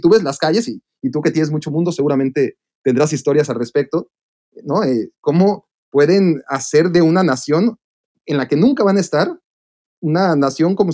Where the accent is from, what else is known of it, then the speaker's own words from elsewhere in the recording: Mexico; uno como mexicano que la fortuna de, de eh, sobre todo un mexicano de, nuestra e, edad, ¿no? Porque a los mexicanos más grandes les tocaba sufrir para ir a un mundial.